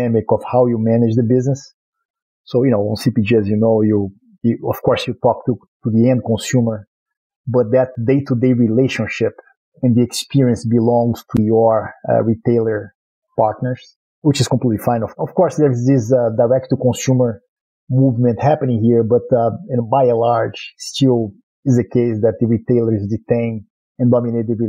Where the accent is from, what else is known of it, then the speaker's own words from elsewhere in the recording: Rio de Janeiro, Brazil; accent: Brazilian; English is a second language; moved away as an adult; now in United States; I was born in Brazil, in Rio, born and raised, actually, lived in a lot of places, and became a U.S. citizen a few years back